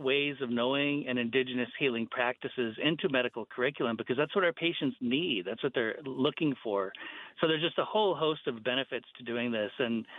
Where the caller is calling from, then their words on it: South Dakota, United States; I'm enrolled at Pine Ridge as well, and I'm calling in from South Dakota at the moment.